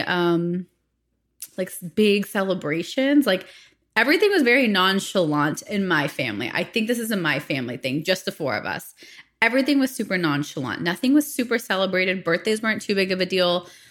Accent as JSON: {"language": "English", "town": "Phoenix", "region": "Arizona", "country": "United States", "tie": "born or raised there", "said": "I was born and raised in the States, in Phoenix, Arizona"}